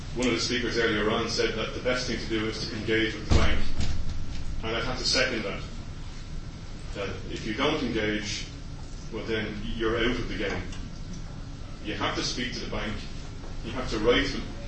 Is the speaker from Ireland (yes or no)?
yes; Dublin, Leinster, Ireland; moved away; I'm from Ballymun originally. I, my family were one of the first tenants in the flats in Ballymun